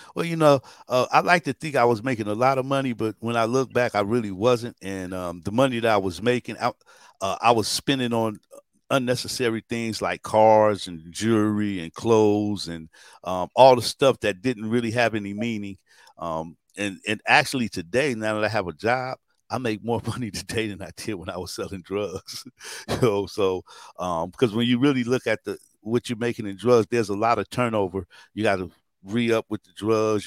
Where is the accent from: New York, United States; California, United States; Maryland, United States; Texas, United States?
California, United States; Long Beach; also born or lived in Newark, New Jersey; I'm definitely from Long Beach and, um, not only from Long Beach, but the east side of Long Beach